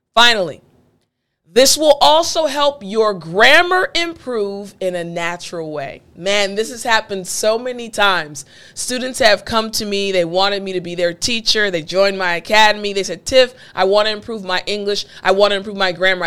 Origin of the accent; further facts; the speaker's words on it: East Coast, United States; I'm from the East Coast